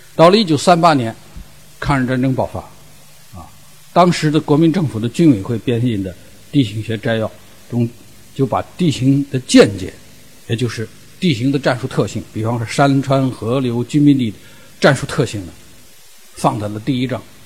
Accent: the Northwest, northwestern China, China; also born or lived in Ningxia; 因为我来自西北，西北的很多沙漠我都去过，亲自去过

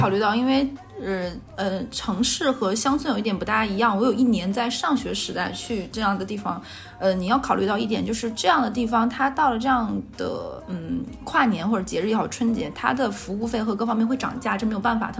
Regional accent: Jilin, China; moved away; 我带我大学的朋友回了我老家的某个地方，去长白山玩玩

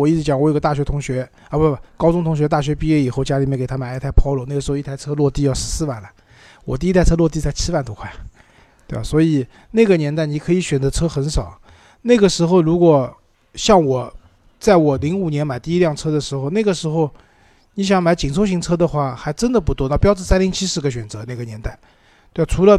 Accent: China; 我们中国人买车也不喜欢特别小的车子

